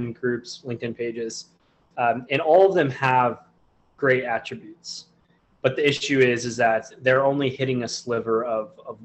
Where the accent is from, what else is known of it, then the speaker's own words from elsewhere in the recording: Southern California, United States; I'm from Southern California